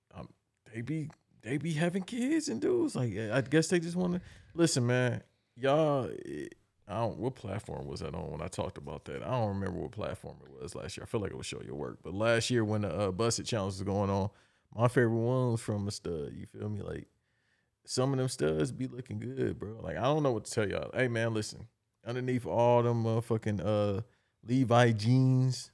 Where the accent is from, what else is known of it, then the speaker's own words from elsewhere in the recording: Los Angeles, California, United States; I'm from Los Angeles